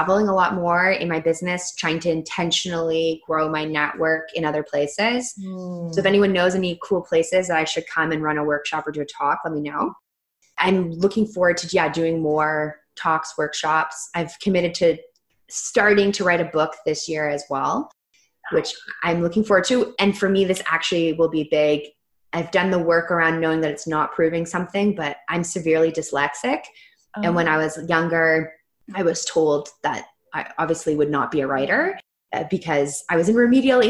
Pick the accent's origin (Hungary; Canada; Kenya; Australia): Canada; I'm Canadian